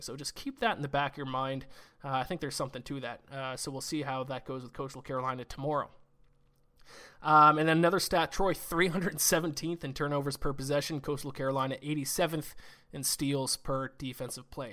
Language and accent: English; Canada; Me being Canadian